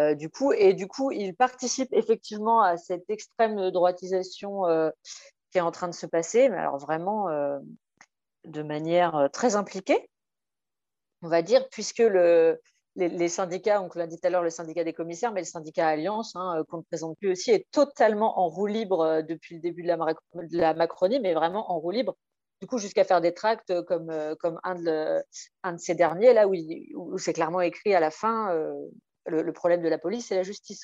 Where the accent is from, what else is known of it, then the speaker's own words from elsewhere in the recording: Nantes, Pays de la Loire, France; je suis nantaise